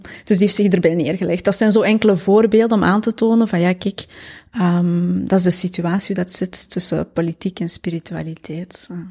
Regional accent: Mol, Flanders, Belgium; moved away; geboren en getogen in Mol, de Kempen.

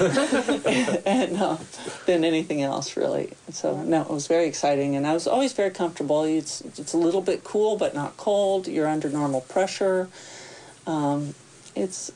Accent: Tennessee, United States; moved away; also born or lived in California; I grew up in Tennessee

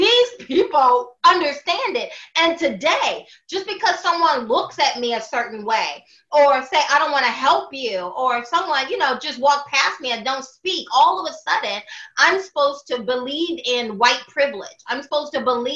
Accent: Southern Alabama, United States; growing up in the Deep South off a pig farm in Southern Alabama

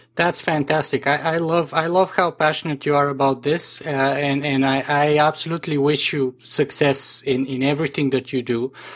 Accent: Canada; as a Canadian

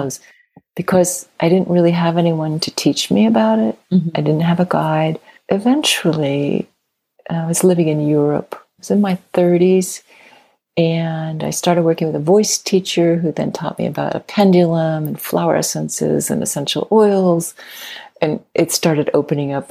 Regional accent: Midwest, United States; I grew up in the Midwest

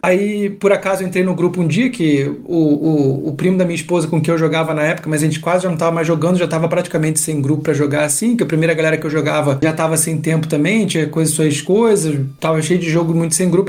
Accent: Rio de Janeiro, Brazil; moved away as an adult; now in Curitiba, Brazil; Eu sou carioca, não sou curitibano, então eu, eu vim pra cá, vou fazer, fiz 10 anos agora de Curitiba

